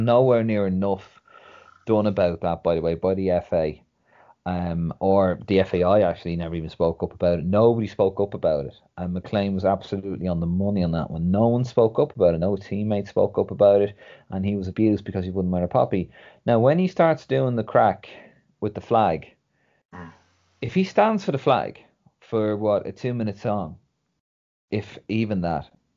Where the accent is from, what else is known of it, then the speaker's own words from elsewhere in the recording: Dublin, Leinster, Ireland; moved away as an adult; now in London, United Kingdom; I'm from Dublin.